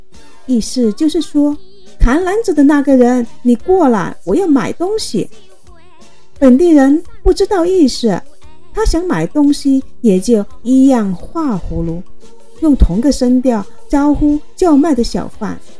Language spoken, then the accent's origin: Chinese; Guangdong, China; 在我们潮汕人看来